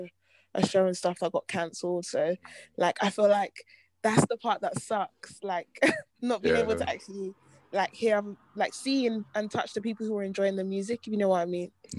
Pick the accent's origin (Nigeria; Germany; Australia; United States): Nigeria; Yeah, I'm Nigerian. Yeah.